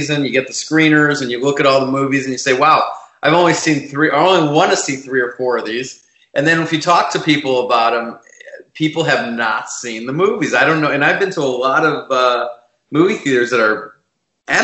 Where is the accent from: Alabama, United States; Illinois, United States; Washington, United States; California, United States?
Illinois, United States; Chicago; moved away as an adult; also born or lived in New York / Los Angeles; now in Los Angeles area, United States; I'm originally from Chicago. I grew up there